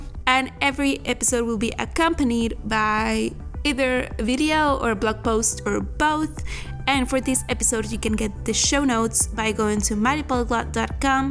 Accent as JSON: {"language": "English", "country": "Venezuela", "moved": "yes", "lives_now": "Netherlands", "said": "I am from Venezuela, currently living in the Netherlands."}